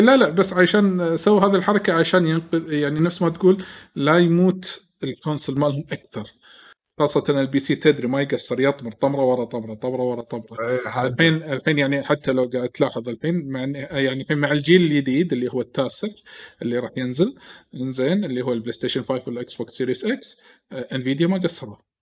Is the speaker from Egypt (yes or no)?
no; Kuwait; عندنا بالكويت